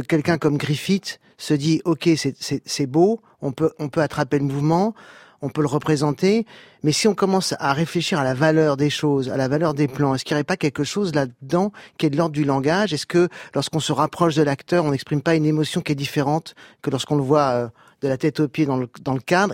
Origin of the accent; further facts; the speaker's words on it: France; je suis né en France, je, suis français